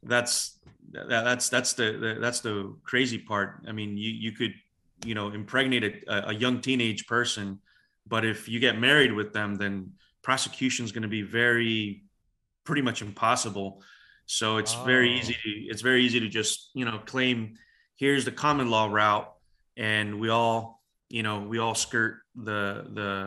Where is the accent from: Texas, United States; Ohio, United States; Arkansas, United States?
Texas, United States; El Paso; moved away as an adult; now in Dallas, United States; I grew up in El Paso most of my life